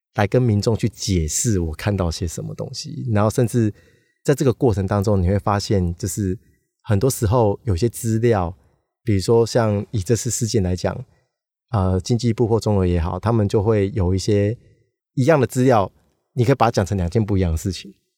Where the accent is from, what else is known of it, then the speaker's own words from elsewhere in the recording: Taiwan; 然后让我们台湾人可以好好的去讨论这件事情